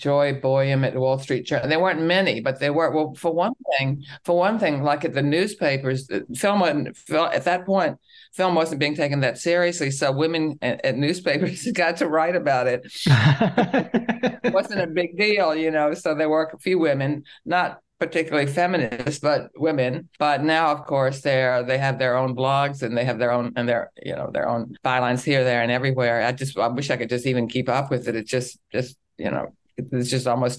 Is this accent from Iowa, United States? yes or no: no; Richmond, Virginia, United States; I grew up in Richmond, Virginia